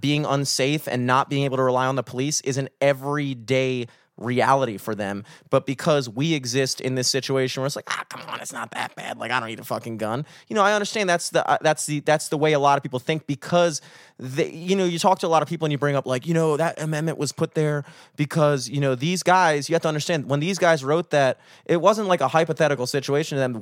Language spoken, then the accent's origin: English; United States; as an American citizen